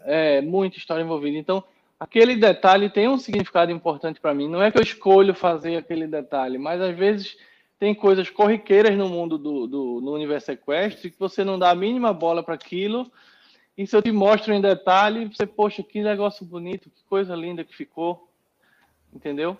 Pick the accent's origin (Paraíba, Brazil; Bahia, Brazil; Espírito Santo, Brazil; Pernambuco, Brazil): Pernambuco, Brazil; Recife; now in São Paulo, Brazil; Sempre tive cavalo lá em Recife, eu sou pernambucano